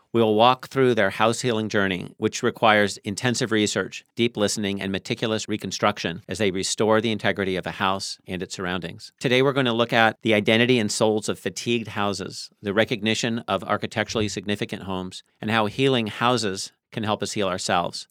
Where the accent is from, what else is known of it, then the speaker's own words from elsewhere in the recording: Tacoma, Washington, United States; when I was a kid growing up in Tacoma